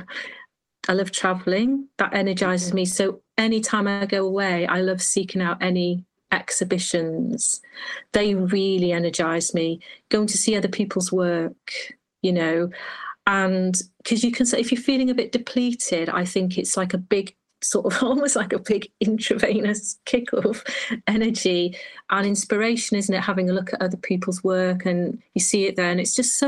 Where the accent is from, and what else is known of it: Holyhead, Wales, United Kingdom; born or raised there; moved away as an adult